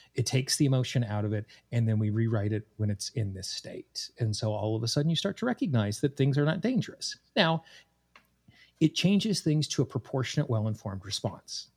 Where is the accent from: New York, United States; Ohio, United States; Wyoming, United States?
Wyoming, United States; Casper; moved away as an adult; also born or lived in Washington, D.C. / East Coast; I grew up in Casper, Wyoming